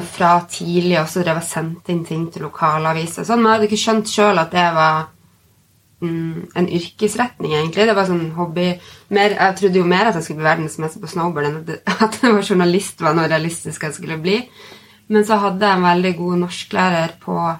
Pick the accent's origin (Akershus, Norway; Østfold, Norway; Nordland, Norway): Nordland, Norway; Bodø; moved away as an adult; så fikk jeg tilbud om å bli redaktør for et magasin hjemme i Bodø